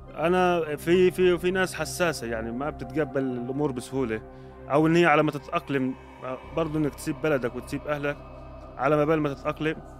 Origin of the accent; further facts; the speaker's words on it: Egypt; moved away as an adult; now in Jordan; انا كمصري